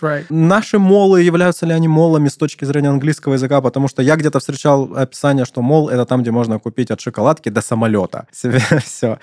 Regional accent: Krasnodar, Krasnodar Krai, Russia; У нас сравнительно много э, nightclubs, всяких всяких restaurants

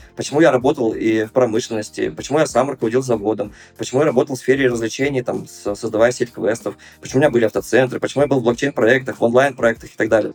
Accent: Perm, Perm Krai, Russia; also born or lived in Moscow; у себя в родном городе Пермь, э, вернувшись после Москвы

